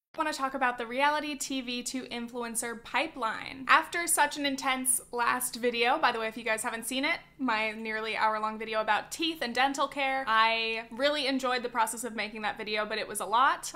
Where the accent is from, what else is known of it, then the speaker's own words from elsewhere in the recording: California, United States; I'm a Californian.